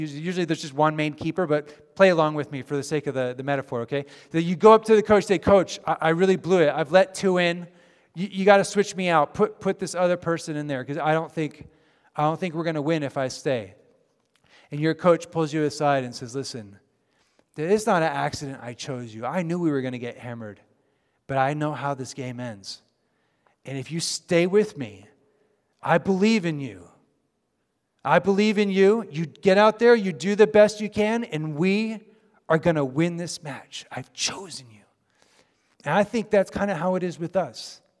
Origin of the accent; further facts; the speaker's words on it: Japan; moved away as an adult; now in United States; Many of you know, of course, that I grew up in Japan. After I graduated from high school, I moved to the States.